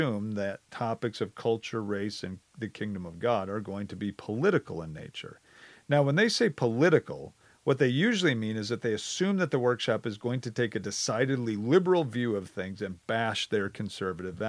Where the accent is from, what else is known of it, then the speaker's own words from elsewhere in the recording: Wisconsin, United States; I grew up in Wisconsin my whole life.